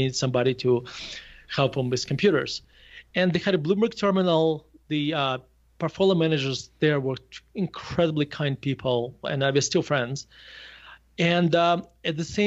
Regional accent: Murmansk, Murmansk Oblast, Russia; English is a second language; moved away as an adult; now in Denver, United States; I grew up in a Murmansk, a city called Murmansk, which is above the Arctic Circle

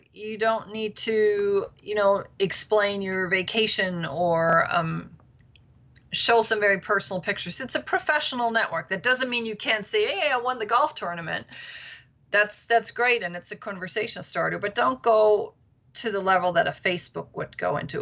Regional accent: Berchtesgaden, Bavaria, Germany; now in Washington, D.C., United States; Yes, I am from Germany, born and raised.

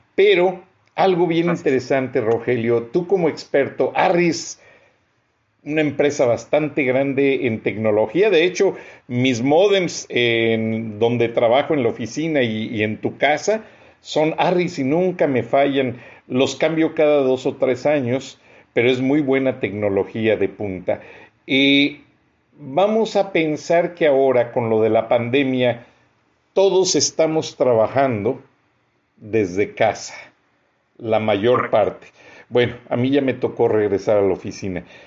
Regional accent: Mexico; now in Atlanta, United States

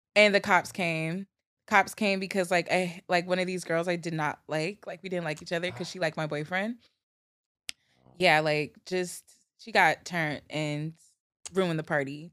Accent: New Jersey, United States; moved away as an adult; also born or lived in New York City; growing up in Jersey as a teenager

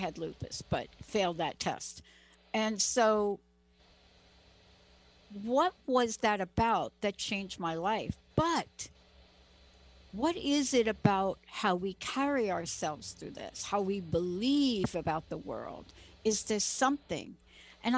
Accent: East Coast, United States; I'm from the East Coast

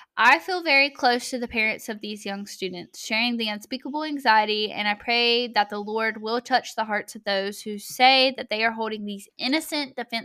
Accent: Texas, United States; I'm from Texas, and I got a big hat.

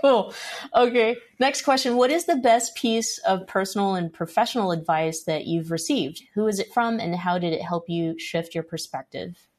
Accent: Stockton, California, United States; I grew up in Stockton, California

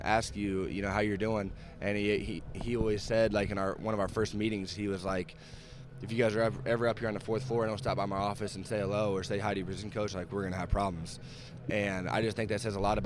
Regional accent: Kansas City, Missouri, United States; here I am from Kansas City, Missouri

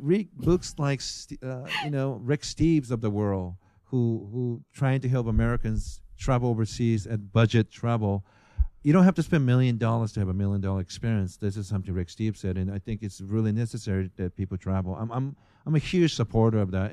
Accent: Japan; moved away; I'm from Japan

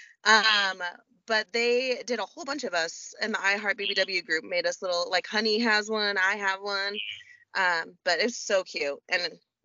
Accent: Oregon, United States; I'm from Oregon in a smallish town

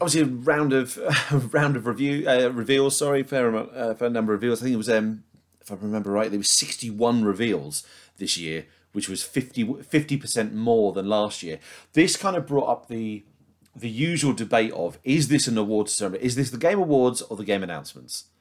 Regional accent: United Kingdom; as a Brit

